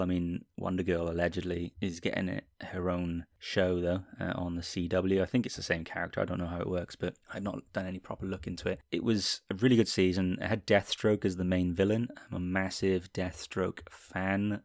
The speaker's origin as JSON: {"language": "English", "region": "Wales", "country": "United Kingdom", "tie": "born or raised there", "said": "I'm from the U K. I was born in Wales. I currently live in Cardiff in Wales, actually."}